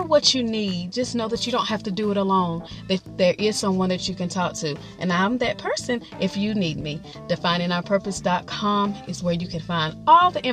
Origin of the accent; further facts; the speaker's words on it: North Carolina, United States; I'm from North Carolina